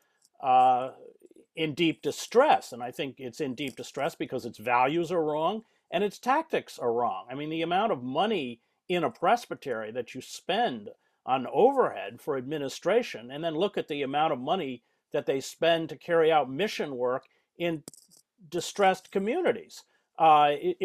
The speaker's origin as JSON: {"language": "English", "country": "United States", "said": "because I'm white, because I'm male, because I'm American"}